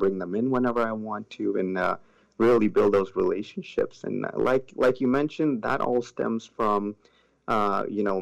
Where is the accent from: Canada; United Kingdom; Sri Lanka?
Sri Lanka; also born or lived in Tampa Bay area; now in Tampa, United States; I was actually born in Sri Lanka, originally called Ceylon.